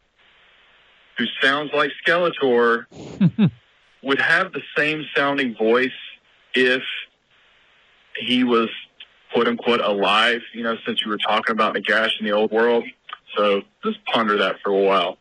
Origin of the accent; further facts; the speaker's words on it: Morganton, North Carolina, United States; my hometown of Morganton